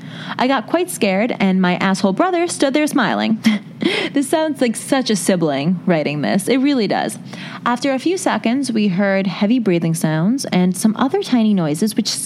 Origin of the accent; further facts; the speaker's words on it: New Delhi, Delhi, India; English is a second language; I'm from New Delhi, India, where their random long power outages are very common in summers.